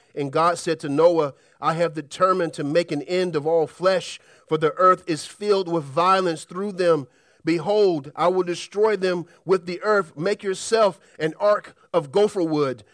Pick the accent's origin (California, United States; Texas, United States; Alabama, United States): Alabama, United States; Birmingham; As a kid, I grew up in Alabama, Birmingham, and we're known as a part of Tornado Alley